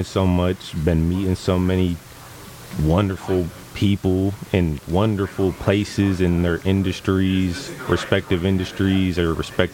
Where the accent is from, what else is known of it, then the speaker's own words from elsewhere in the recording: Oakland County, Michigan, United States; I grew up in the Oakland County area